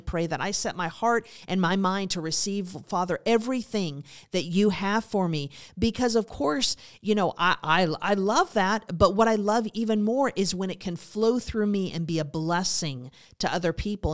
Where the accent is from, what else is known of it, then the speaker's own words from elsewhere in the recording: Montana, United States; I was raised in Montana, so that was a big part of my life